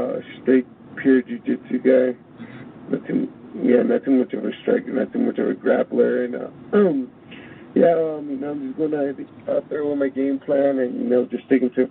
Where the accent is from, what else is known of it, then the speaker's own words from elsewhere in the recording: California, United States; I was born in California